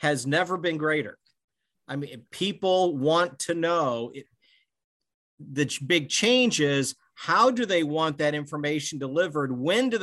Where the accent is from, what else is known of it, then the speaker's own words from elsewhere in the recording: Bloomington, Illinois, United States; also born or lived in Normal, Illinois; I was a young guy growing up in Bloomington, Illinois, and the pantograph would be delivered to our house in Normal